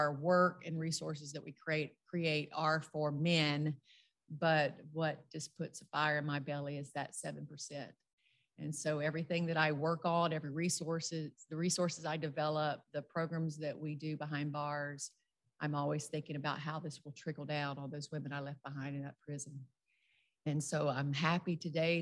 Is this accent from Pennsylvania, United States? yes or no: no; rural South Louisiana, United States; I grew up in the Deep South. I'm from rural South Louisiana